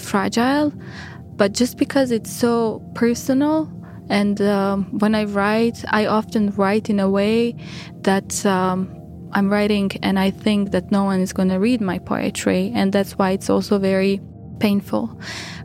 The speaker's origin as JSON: {"language": "English", "country": "Bosnia & Herzegovina", "tie": "born or raised there", "said": "I was born in 1991 in Bosnia, and the war started in 92"}